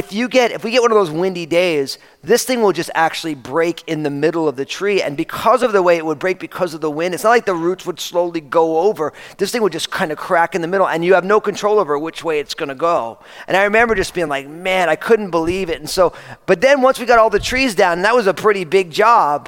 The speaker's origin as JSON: {"language": "English", "region": "New Jersey", "country": "United States", "tie": "born or raised there", "moved": "yes", "said": "I was growing up outside of New York City, and I grew up in New Jersey"}